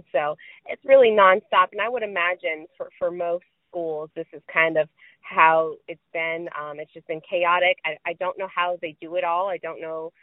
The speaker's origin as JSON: {"language": "English", "town": "Houma", "region": "Louisiana", "country": "United States", "said": "I'm from Houma"}